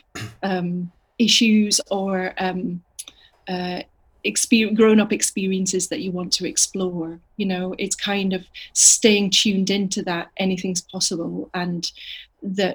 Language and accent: English; Edinburgh, Scotland, United Kingdom; growing up in Edinburgh, the Fringe came to visit